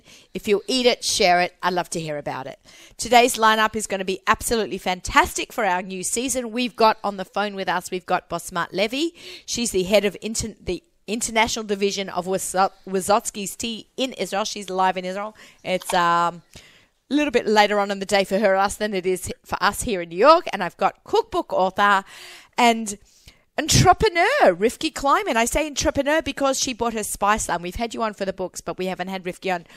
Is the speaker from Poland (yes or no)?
no; Australia; now in Bayonne, United States; I'm Australian